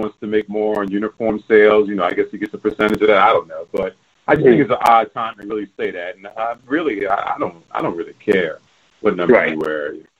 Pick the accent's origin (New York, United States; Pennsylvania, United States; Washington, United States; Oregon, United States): New York, United States; New York City; I'm a senior writer with ESPN's The Undefeated, and I'm from Brooklyn, New York.